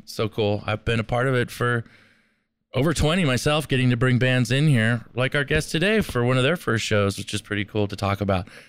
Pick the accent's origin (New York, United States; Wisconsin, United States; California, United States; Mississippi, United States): California, United States; Southern; also born or lived in Minneapolis, Minnesota; I was born in, in Minneapolis, Minnesota. I mean, I grew up here in Southern California